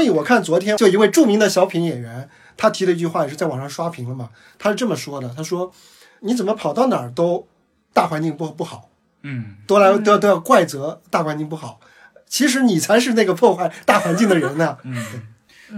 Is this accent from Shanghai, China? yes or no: yes; Shanghai, China; 我是上海人